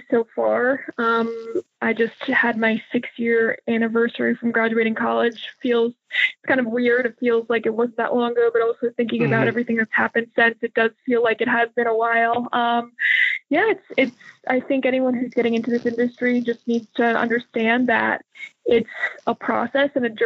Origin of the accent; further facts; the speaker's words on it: Connecticut, United States; moved away as an adult; also born or lived in Rhode Island / San Antonio / Cleveland; now in Houston, United States; I grew up in the Northeast, lived in Connecticut, went to school in Rhode Island